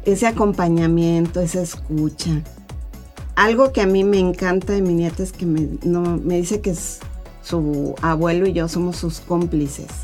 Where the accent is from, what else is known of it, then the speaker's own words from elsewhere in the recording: Mexico City, Mexico; moved away; la Ciudad de México porque ahí es donde yo soy chilanga, como dijeran por acá